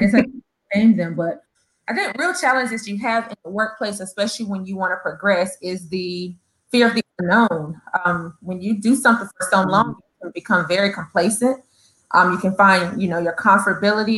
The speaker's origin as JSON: {"language": "English", "town": "East St. Louis", "region": "Illinois", "country": "United States", "tie": "born or raised there", "also_born_or_lived": "North Carolina", "moved": "yes", "said": "I am from the beautiful North Carolina, the state of North Carolina. But I grew up in East St. Louis, Illinois."}